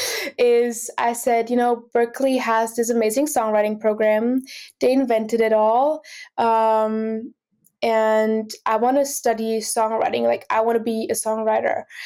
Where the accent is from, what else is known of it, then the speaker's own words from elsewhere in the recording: Austria; now in Boston, United States; I'm originally from Austria